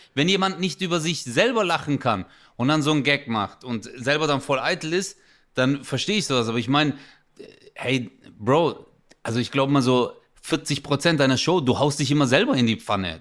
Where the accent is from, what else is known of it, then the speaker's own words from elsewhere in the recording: Stuttgart, Baden-Württemberg, Germany; moved away as an adult; now in Karlsruhe, Germany; Ich bin ja Stuttgarter